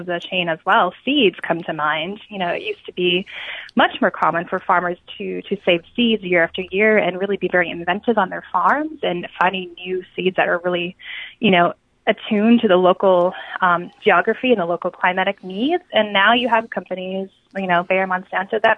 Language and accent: English; Great Plains, United States; I come from the Great Plains